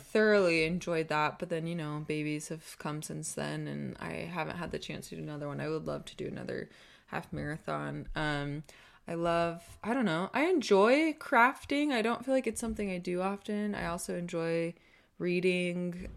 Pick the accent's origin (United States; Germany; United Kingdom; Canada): United States; Southern California; moved away as an adult; also born or lived in Eugene, Oregon / Arizona; now in Utah, United States; we're both from Southern California